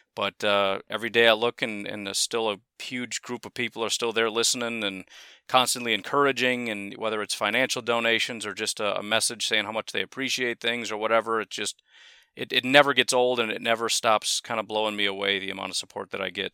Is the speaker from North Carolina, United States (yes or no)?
no; Illinois, United States; moved away as an adult; now in Wisconsin, United States; one of the moves I made was from Streamwood High School to Lake Park High School in Illinois